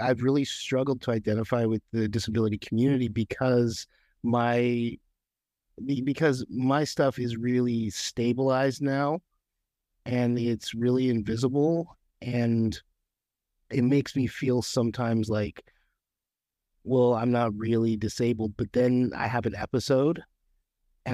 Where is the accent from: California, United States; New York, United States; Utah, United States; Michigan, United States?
Utah, United States; moved away as an adult; now in Oregon, United States; I actually was born in Utah, and I grew up there for the first 28 years of my life